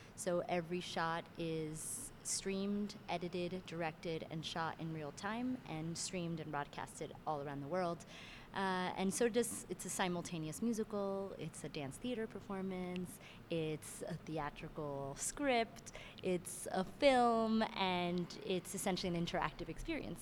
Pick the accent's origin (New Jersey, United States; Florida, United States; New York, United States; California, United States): Florida, United States; Miami; also born or lived in Cuba (family) / Venezuela (family); now in Brooklyn, United States; I'm originally from Miami, Florida